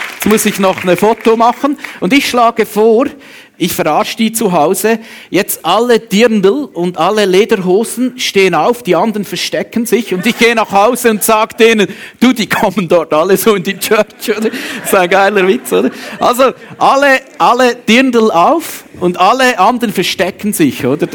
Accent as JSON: {"language": "German", "country": "Switzerland", "said": "bei uns in der Schweiz"}